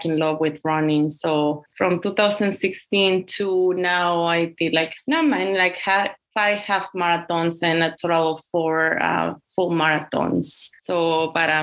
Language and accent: English; Aguascalientes, Mexico; English is a second language; moved away as an adult; now in United States; I was born and raised in Mexico in this small town city called Aguascalientes